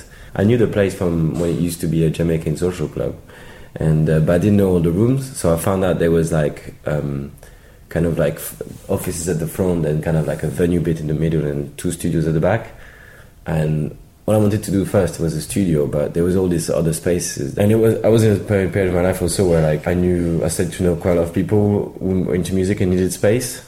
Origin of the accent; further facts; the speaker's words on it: Paris, Île-de-France, France; moved away as an adult; now in London, United Kingdom; I'm from Paris. I've been here for like maybe 10, 11 years